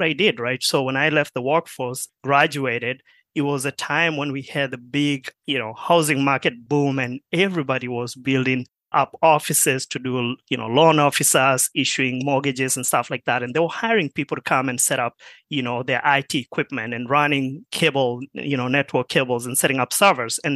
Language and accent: English; Kenya; moved away as an adult; also born or lived in Marshall, Minnesota; now in United States; I grew up in Kenya